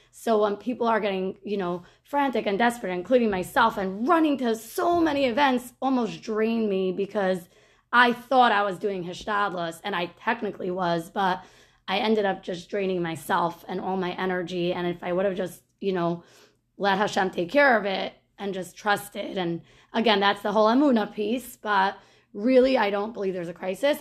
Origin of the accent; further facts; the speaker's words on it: United States; I'm from Muncie